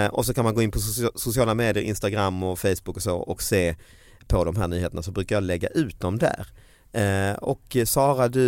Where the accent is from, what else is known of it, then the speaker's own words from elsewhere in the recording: Falkenberg, Halland County, Sweden; also born or lived in Halmstad; jag är ursprungligen från Falkenberg men jag mm, Halmstad.